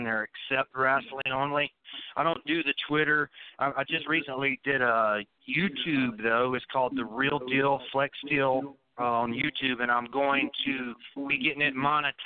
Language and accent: English; Florida, United States; I'm from Florida